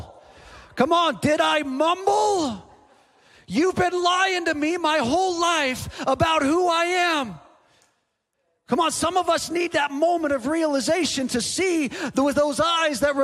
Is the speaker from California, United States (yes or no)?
yes; San Diego, California, United States; moved away; I'm from San Diego originally